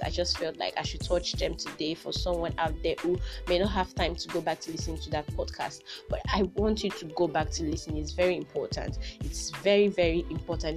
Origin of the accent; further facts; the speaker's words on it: Nigeria; I'm a Nigerian, a proud Nigerian